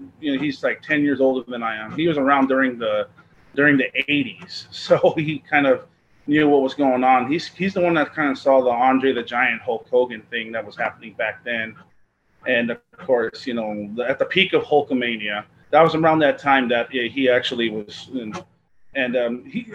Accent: Montebello, California, United States; moved away as an adult; also born or lived in East Los Angeles, California; now in Murrieta, United States; I was born in Monterey Park, moved into the east side of Los Angeles. I grew up Montebello half the time

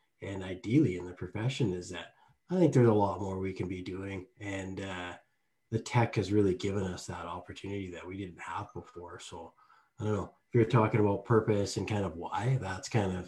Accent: Lethbridge, Alberta, Canada; born or raised there

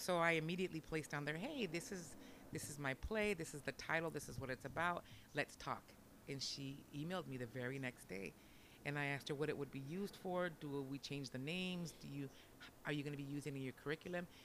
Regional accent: Orange County, California, United States; first language Spanish; English is a second language; growing up in Orange County

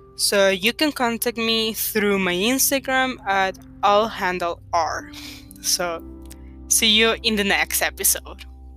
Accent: El Salvador; first language Spanish; English is a second language; English is not my first language. I'm from Salvador and we speak Spanish over here

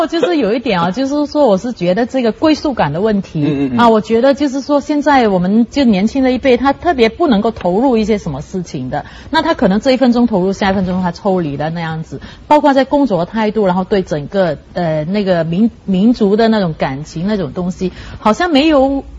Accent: Malaysia; 我们是属于在这里的第三、第四代的华人啊。那么一般上来说呢，我是觉得啊，我们大家已经是嗯。呃，无可否认的，我们不容置疑的，我们是马来西亚人啊。那那顶多我们是说我们是华人那样子哈。

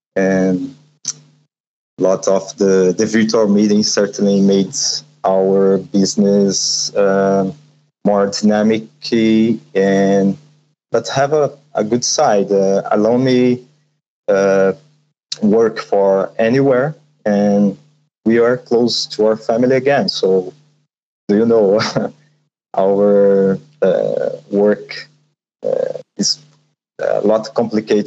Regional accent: São Paulo, Brazil; I'm from Sao Paulo, Brazil

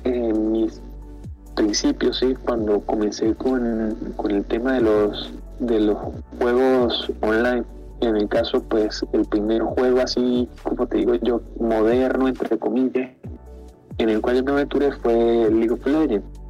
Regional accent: Venezuela; yo soy pues, pues venezolano

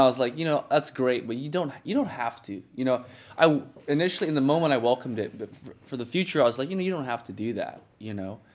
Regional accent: United States; I'm American. I'm, I'm Ethiopian American

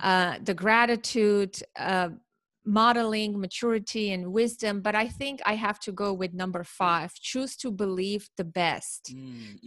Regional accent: Armenia; now in New Jersey, United States; I, I live in New Jersey in okay. the United States, but I'm originally from Armenia

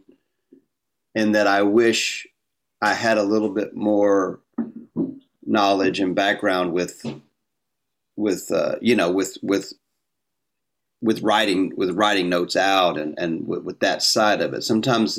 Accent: North Carolina, United States; moved away as an adult; also born or lived in Austin, Texas; now in Florida, United States; I was raised in North Carolina, outside of Elon College

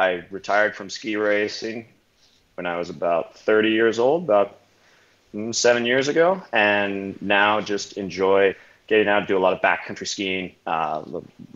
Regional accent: Pacific Northwest, United States; I grew up in the Pacific Northwest in the United States.

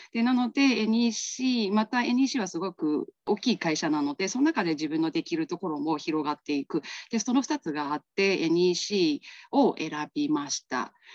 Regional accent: Myanmar; Japanese is a second language; moved away as an adult; also born or lived in Kansai, Japan; now in Japan; 出身地です出身地のところで、まあ、小さいんですけれどもあの自営業をあのやっております

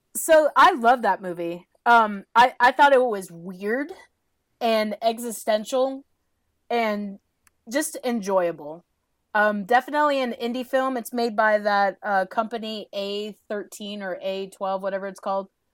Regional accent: Southeast, United States; also born or lived in Georgia; we're from the Southeast.

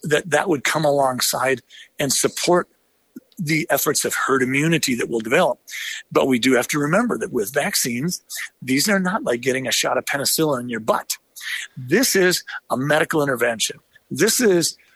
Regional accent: United States; as an American

